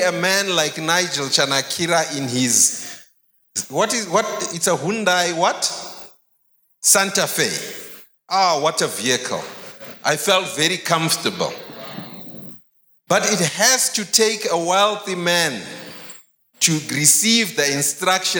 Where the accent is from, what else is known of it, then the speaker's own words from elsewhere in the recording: Harare, Zimbabwe; I grew up in Highfields